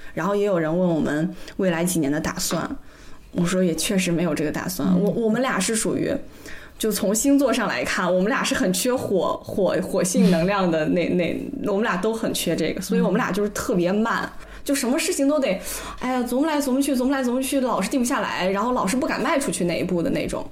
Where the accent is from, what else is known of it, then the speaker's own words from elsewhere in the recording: Weihai, Shandong, China; moved away; 我回到威海还有一个家